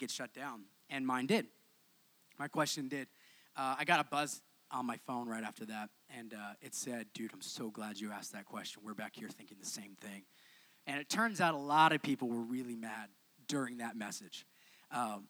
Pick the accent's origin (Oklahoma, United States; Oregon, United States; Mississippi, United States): Oklahoma, United States; moved away; grew up in Oklahoma